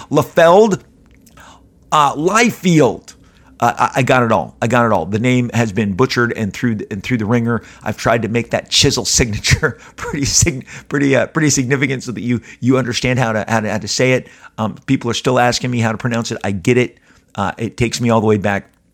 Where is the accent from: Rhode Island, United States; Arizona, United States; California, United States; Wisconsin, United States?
California, United States; Southern; I'm born and raised in Southern California, been here my entire life